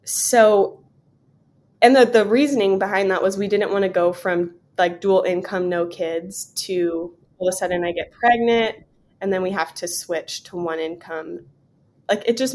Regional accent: San Diego, California, United States; moved away as an adult; now in Vero Beach, United States; I was born and raised in Southern California, North County, San Diego.

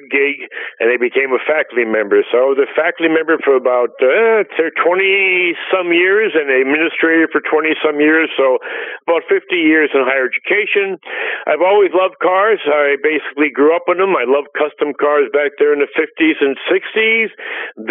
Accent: Scranton, Pennsylvania, United States; I was born in Scranton, Pennsylvania, and basically went to some local high schools and university up in Scranton

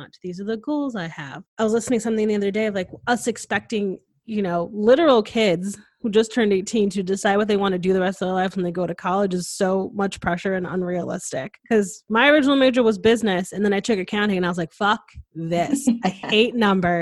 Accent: Connecticut, United States; moved away as an adult; now in Austin, United States; was born and raised in Connecticut, went to college in Connecticut, and then, you know, I was introduced to the Austin life and I moved here

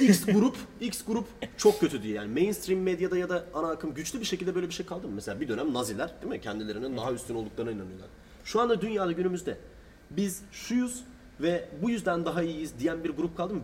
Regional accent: Turkey

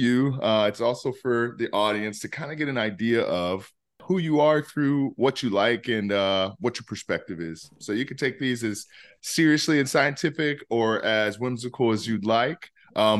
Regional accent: Peoria, Illinois, United States; moved away; also born or lived in Chicago, Illinois; I grew up in Peoria, Illinois

